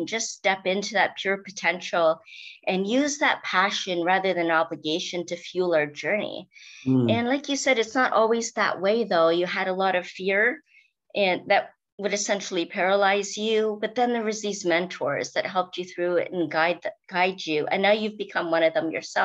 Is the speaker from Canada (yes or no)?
yes; Canada; also born or lived in Victoria, BC